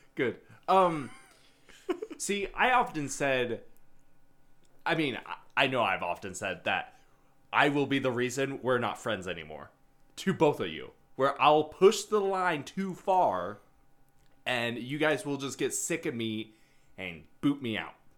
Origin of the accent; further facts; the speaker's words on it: Australia; since I'm Australian